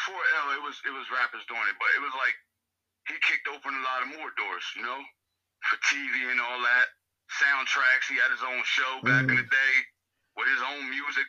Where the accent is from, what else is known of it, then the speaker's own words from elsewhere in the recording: Trenton, New Jersey, United States; Growing up in Trenton, man, it's just like growing up in any other inner city, bro.